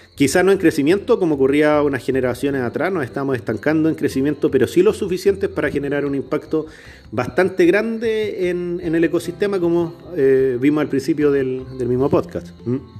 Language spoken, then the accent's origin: Spanish; Chilean Patagonia, Chile; Yo nací en la Patagonia chilena, al sur del, territorio de Chile, en el Gualmapu, en territorio mapuche